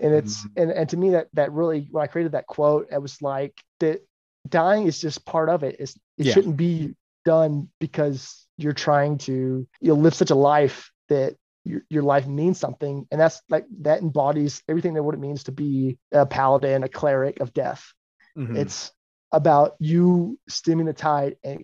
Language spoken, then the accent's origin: English; Texas, United States; I grew up in the Bible Belt of Texas